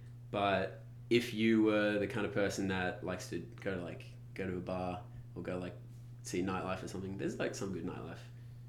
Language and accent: English; Canberra, Australian Capital Territory, Australia; moved away; also born or lived in Vanuatu / Bali / Sydney; Well, I studied in Sydney, but I grew up in Canberra.